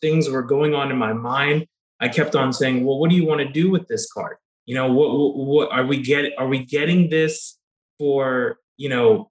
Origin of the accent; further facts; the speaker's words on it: Kentucky, United States; I'm originally from Kentucky